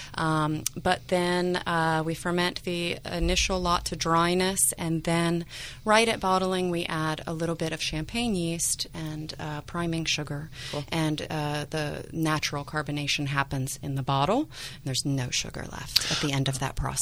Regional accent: Savannah, Georgia, United States; moved away as an adult; now in Sebastopol, United States; I was born in Savannah, Georgia.

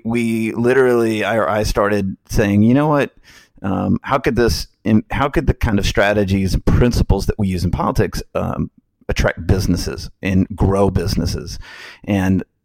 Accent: Alabama, United States; moved away as an adult; also born or lived in Washington, D.C.; now in Florida, United States; I grew up in Alabama

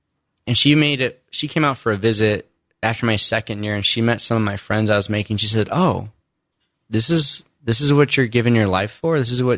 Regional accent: Indiana, United States; So I grew up in Indiana, only child, mom and dad, not really faith-filled, not baptized as a kid.

